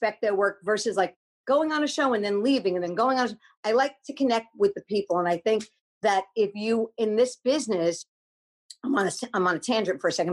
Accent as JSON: {"language": "English", "region": "New York", "country": "United States", "tie": "born or raised there", "moved": "yes", "lives_now": "California, United States", "said": "I grew up in New York"}